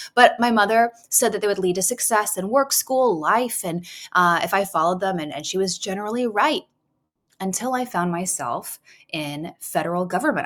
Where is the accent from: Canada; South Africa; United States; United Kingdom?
Canada; So I was I was raised in Canada. I, I, grew up in Canada